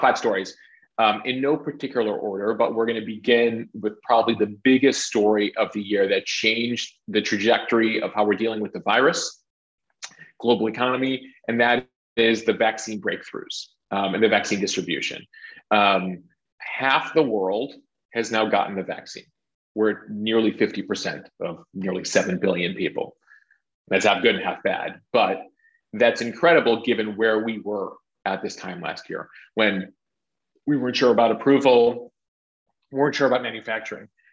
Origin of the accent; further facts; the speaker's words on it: Chicago, Illinois, United States; I grew up in Chicago